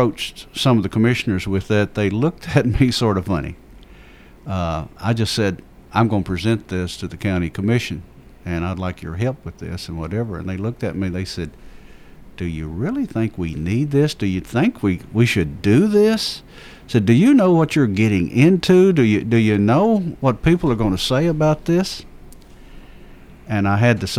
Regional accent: Rockville, United States; I come from the Rockville area where we had the Ruitons

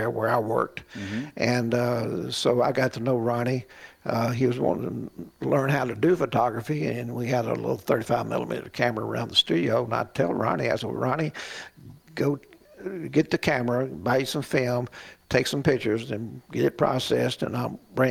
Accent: Southern United States, United States; accent: Southern; my Southern accent

